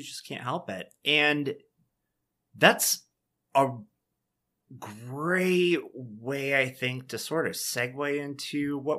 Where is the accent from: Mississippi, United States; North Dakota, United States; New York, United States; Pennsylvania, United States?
New York, United States; Dunkirk; I remember it's a 3-hour drive from where I grew up in Dunkirk.